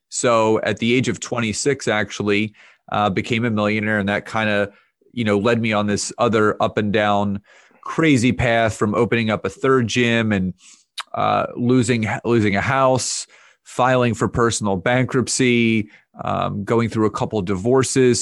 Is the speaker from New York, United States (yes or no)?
no; Conshohocken, Pennsylvania, United States; I, uh, grew up in, in the suburbs of Philadelphia in an area called Conshohocken.